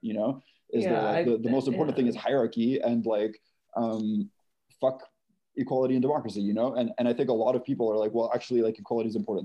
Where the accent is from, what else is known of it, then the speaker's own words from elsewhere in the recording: Canada; I'm Canadian